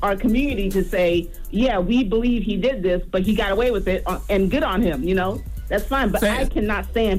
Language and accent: English; Nigeria; If that makes sense, I'm Nigerian, by the way, and there's no way these Nigerian boys coming out at 40 below zero to do what they did.